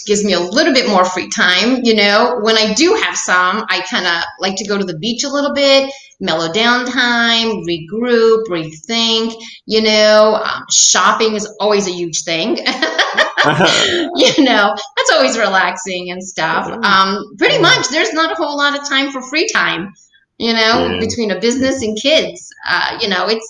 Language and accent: English; New York, United States; moved away; Originally, I'm from New York